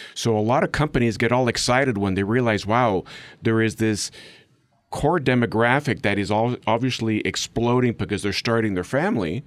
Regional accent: Mexico; first language English; moved away as an adult; I'm actually third generation, born and raised in Mexico

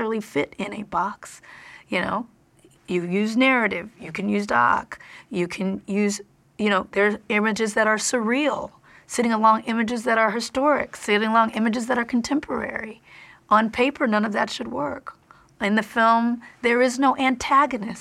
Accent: Compton, California, United States; I'm from Compton

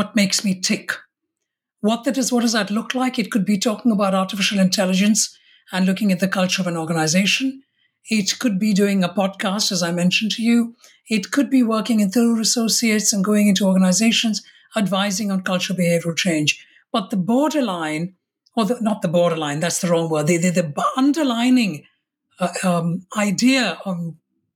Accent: Kolkata, West Bengal, India; moved away as an adult; also born or lived in Mumbai, India / Rajasthan, India / Kerala, India; now in London, United Kingdom; I was born in what I know as Bombay in India and is now known as Mumbai. And when I was six, we moved to Calcutta or Kolkata in Bengal. And I grew up in Calcutta. And I now live in London in the United Kingdom.

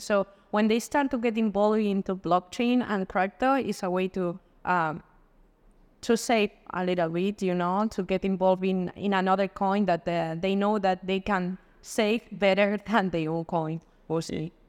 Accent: Madrid, Community of Madrid, Spain; moved away; also born or lived in Dubai; I'm from Spain, from Madrid

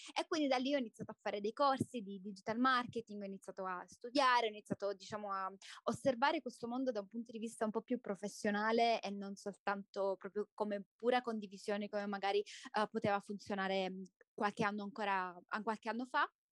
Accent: Salento, Apulia, Italy; moved away as an adult; now in Guatemala; sono salentina, sono nata in Salento

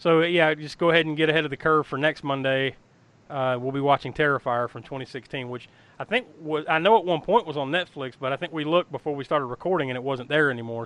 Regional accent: the Carolinas, United States; growing up in the Carolinas

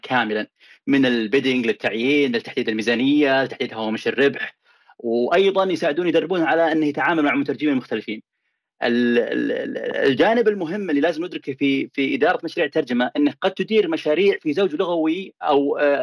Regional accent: Saudi Arabia; now in United States; هنا في امريكا وبين اللي عندنا في السعوديه

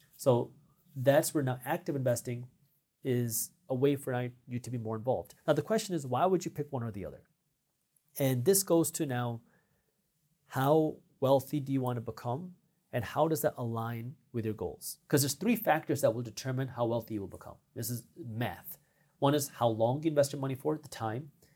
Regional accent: Detroit, Michigan, United States; I'm from Detroit

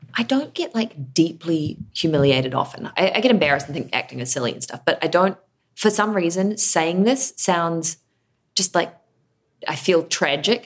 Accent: New Zealand; I am an actor from New Zealand

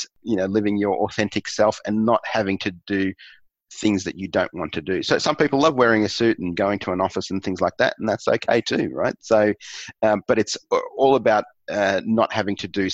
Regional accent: Australia; accent: Aussie; my Aussie accent

